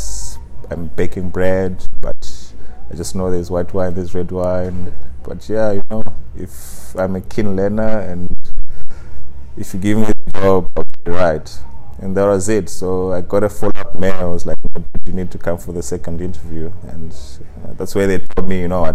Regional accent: Harare, Zimbabwe; moved away as an adult; now in Cape Town, South Africa; I'm Zimbabwean, born and bred in Harare

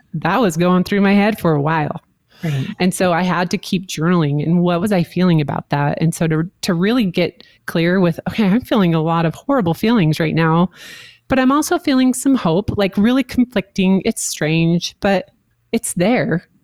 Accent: St. George, Utah, United States; moved away; my hometown of St. George, Utah

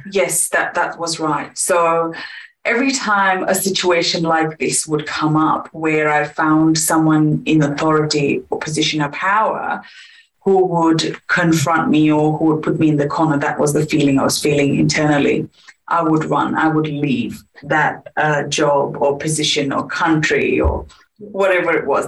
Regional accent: India; moved away as an adult; now in Perth, Australia; I am from India. I was born and raised in India, and I got married and moved to Australia in 2011.

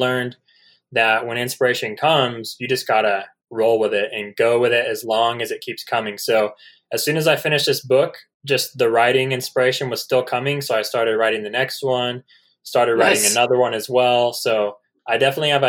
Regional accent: San Diego, California, United States; I'm from San Diego

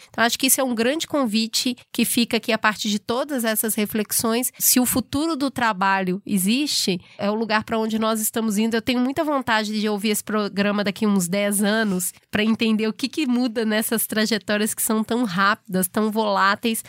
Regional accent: Brazil; a gente é brasileiro

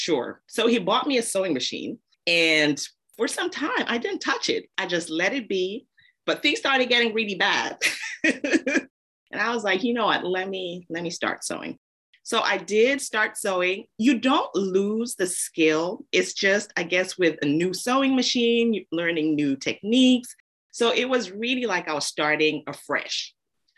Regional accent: Zambia; moved away; also born or lived in United Kingdom / North America; Moved back to Zambia. I'm originally from Zambia. So we moved back to Zambia

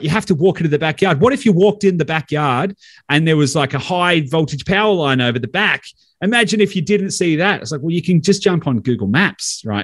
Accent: Victoria, Australia; I'm from Victoria

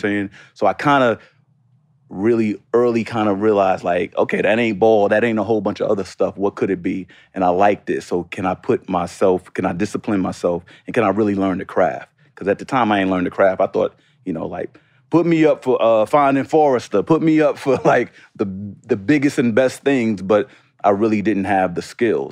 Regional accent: New York City, New York, United States; moved away as an adult; also born or lived in Washington, D.C.; my growing up in Harlem.

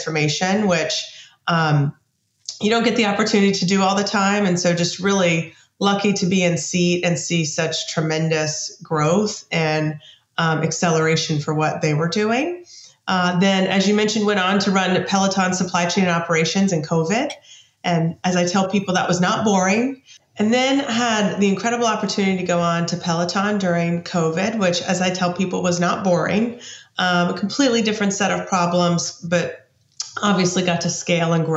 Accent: Lawrenceville, Georgia, United States; also born or lived in Atlanta, Georgia; I actually grew up right northeast of Atlanta in a little town called Lawrenceville, Georgia, and have been in Atlanta most of my life.

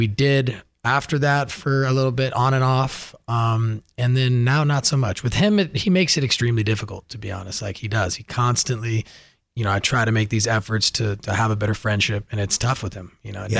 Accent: Malibu, California, United States; Who I grew up with in Malibu.

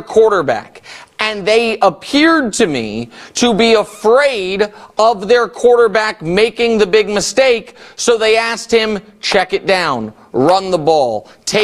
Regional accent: Kansas City, Missouri, United States; I'm a Chiefs guy, been rooting for my hometown team

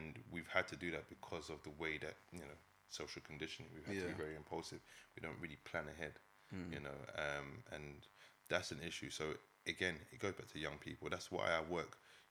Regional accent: London, United Kingdom; where I grew up on the Ellsbury estate.

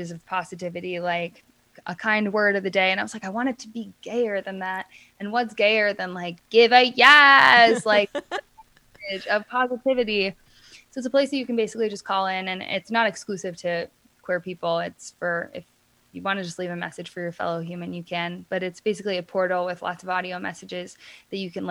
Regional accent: Oregon, United States; my hometown in Oregon

